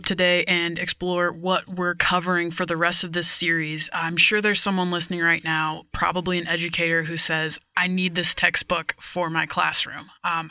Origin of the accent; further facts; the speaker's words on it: Kansas, United States; I grew up in Kansas